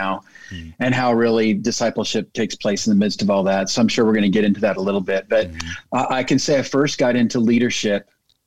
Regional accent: Bakersfield, California, United States; moved away as an adult; now in Springfield, United States; born and raised in Bakersfield, California, but moved to Springfield, Missouri to go to Evangel

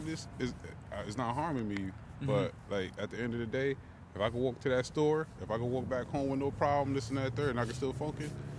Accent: New Haven, Connecticut, United States; now in Meriden, United States; I'm originally from New Haven, but I just moved out here due to my job because it's closer. Because I work in North Haven

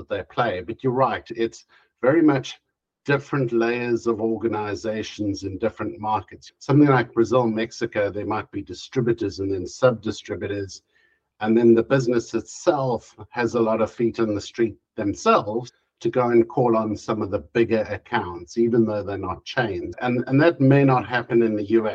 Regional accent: South Africa; moved away as an adult; now in Europe; I moved to Europe. I spent most of my life, a good 40 odd years growing up in South Africa

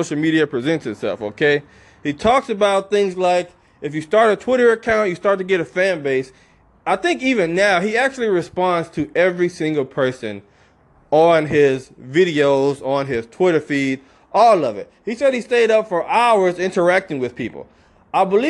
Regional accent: Alabama, United States; he's from the South like I am. I'm originally from Alabama

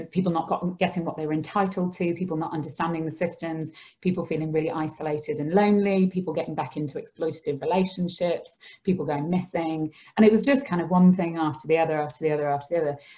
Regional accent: Skipton, Yorkshire and the Humber, United Kingdom; I grew up in Skipton with my mum, dad, and my brother

